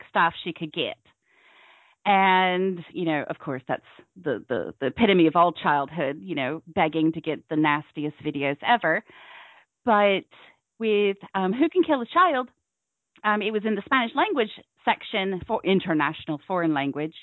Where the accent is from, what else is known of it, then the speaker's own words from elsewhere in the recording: Cornwall, South West England, United Kingdom; accent: Cornish; now in Tennessee, United States; originally from Cornwall, but I've lived in America since the late 90s.